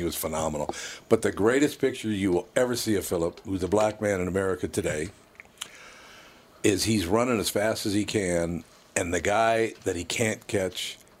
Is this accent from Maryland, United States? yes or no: no; Minneapolis, Minnesota, United States; North Minneapolis.